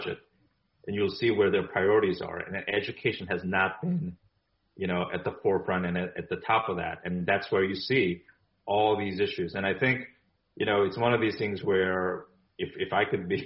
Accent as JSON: {"language": "English", "country": "South Korea", "tie": "born or raised there", "moved": "yes", "lives_now": "United States", "said": "I'm originally from Korea. I was born in Korea."}